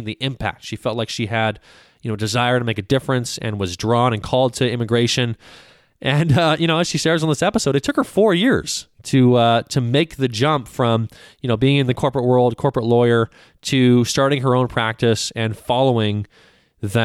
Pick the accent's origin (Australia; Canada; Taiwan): Canada; now in United States; I'm from Canada. So I immigrated to the United States in the late 90s